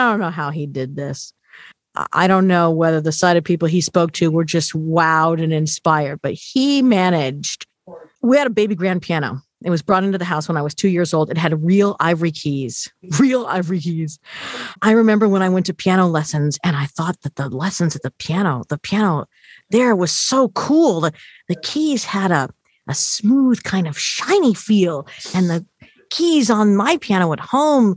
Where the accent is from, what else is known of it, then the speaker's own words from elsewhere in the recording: Simi Valley, California, United States; I grew up in Southern California. So Hollywood was, you know, not quite in my backyard. I was in Ventura County in Simi Valley